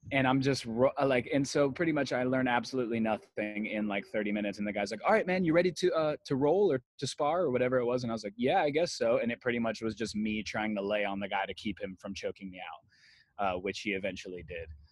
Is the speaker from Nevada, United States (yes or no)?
yes; Las Vegas, Nevada, United States; moved away as an adult; now in La Habra, United States; I grew up in Las Vegas, Nevada, and um, I moved to LA when I was 20 years old